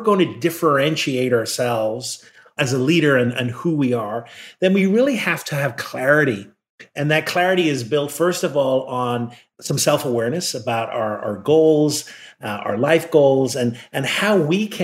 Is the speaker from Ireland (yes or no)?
yes; Ireland; moved away as an adult; now in United States; I grew up in Ireland